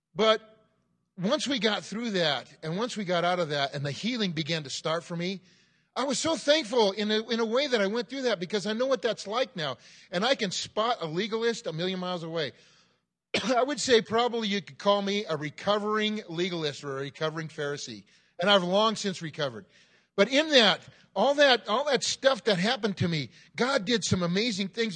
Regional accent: Southern California, United States; I grew up in Southern California

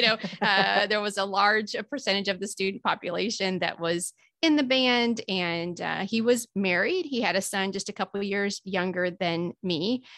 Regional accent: Illinois, United States; I'm from Southern Illinois. So most of my time was in Southern Illinois

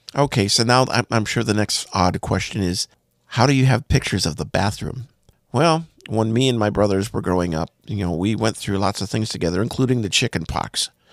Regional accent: Bismarck, North Dakota, United States; the house I grew up in in Bismarck, North Dakota

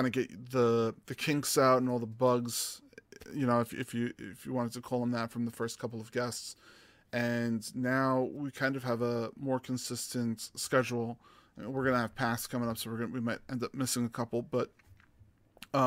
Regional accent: New York, United States; I'm from New York

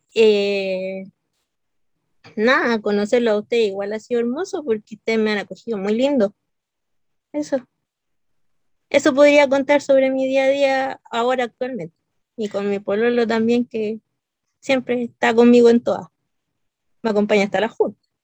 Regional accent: Santiago, Santiago Metropolitan Region, Chile; soy de Chile, de Santiago

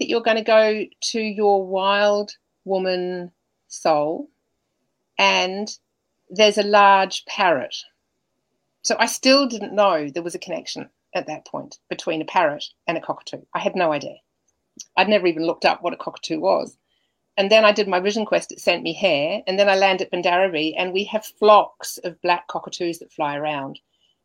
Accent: New Zealand; also born or lived in Germany; now in Australia; I'm a New Zealander, I was able to come in and live here

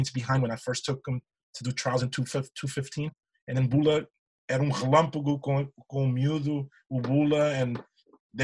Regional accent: Almada, Lisbon, Portugal; now in United States; my hometown in Portugal, in Almada.

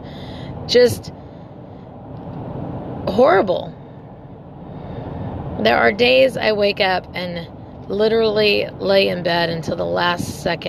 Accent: United States; Latinos and how we're missing from the American narrative, although our history in our country, in the United States, is pretty substantial

